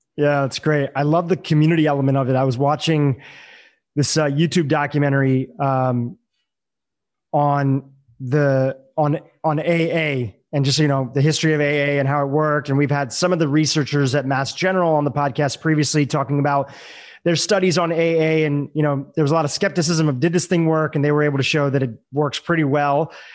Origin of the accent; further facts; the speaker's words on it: India; I'm from India